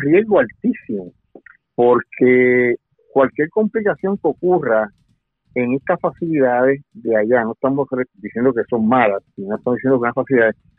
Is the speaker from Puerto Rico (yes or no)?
yes; Puerto Rico; yo soy el puertorriqueño